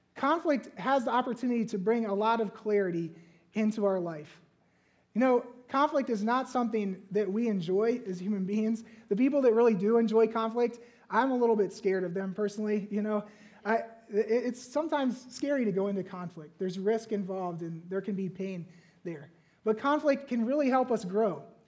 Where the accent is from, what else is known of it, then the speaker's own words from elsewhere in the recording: Virginia, United States; moved away; growing up in Virginia